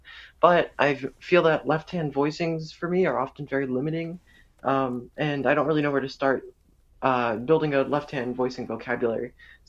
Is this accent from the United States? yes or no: yes; New Jersey, United States; Hey Peter and Adam … I'm from New Jersey. I'm in high school